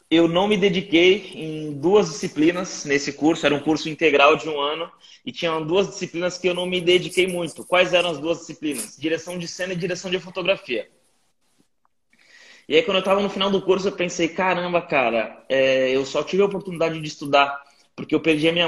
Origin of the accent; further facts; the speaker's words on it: Guarujá, São Paulo, Brazil; now in São Paulo, Brazil; anos, sou do Guarujá, litoral de São Paulo. Uh, cresci numa quebrada chamada Vila Santo Antônio, e quando eu tinha 18 anos, minha mãe faleceu e deixou uma grana para mim.